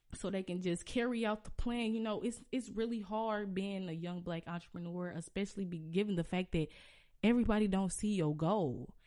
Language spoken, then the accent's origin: English; St. Louis, Missouri, United States; I can really rep my city and be like, "I'm from Saint Louis,"